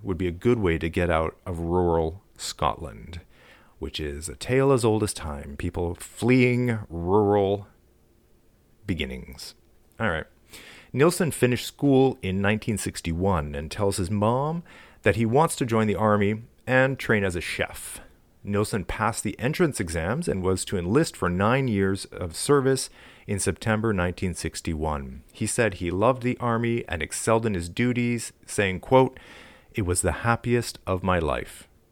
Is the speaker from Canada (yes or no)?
yes; Canada; I'm from Canada.